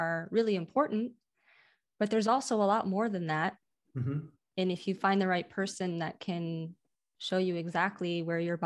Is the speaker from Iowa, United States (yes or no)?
yes; Iowa City, Iowa, United States; I'm from Iowa City